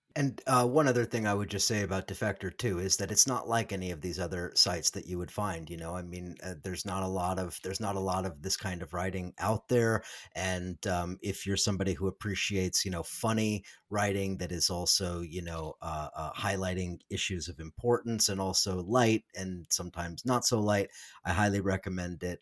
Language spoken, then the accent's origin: English; Southern California, United States; moved away; up in Southern California, watching the Angels